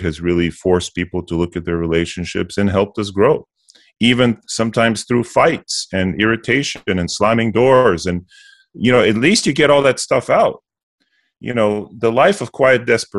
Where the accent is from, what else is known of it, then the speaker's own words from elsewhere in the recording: Bulgaria; moved away; also born or lived in United States; I grew up in communism. I was born in the States, but my family moved us back to Bulgaria for a number of years. So I lived it